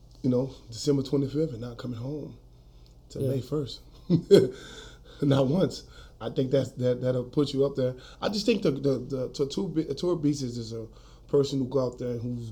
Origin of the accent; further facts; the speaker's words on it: New Orleans, Louisiana, United States; moved away as an adult; now in Colorado, United States; I grew up in New Orleans, Louisiana, uptown, Third Ward, Melfamine Projects. I was born in New Orleans in 1981, Charity Hospital.